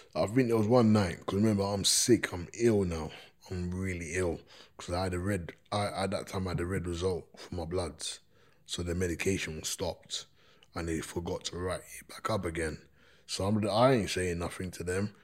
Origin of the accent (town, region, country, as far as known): London, United Kingdom; born or raised there